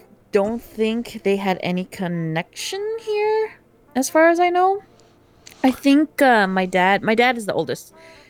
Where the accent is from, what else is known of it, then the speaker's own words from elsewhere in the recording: United States; I was born here.